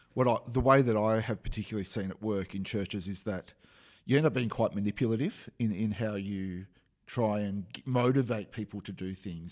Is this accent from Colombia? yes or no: no; Australia; accent: Australian; that's my Australian accent